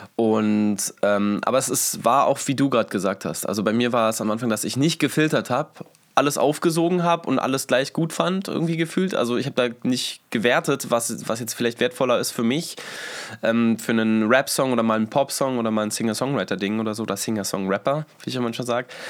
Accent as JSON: {"language": "German", "region": "Berlin", "country": "Germany", "tie": "born or raised there", "first_language": "German", "said": "ich bin Berliner sogar"}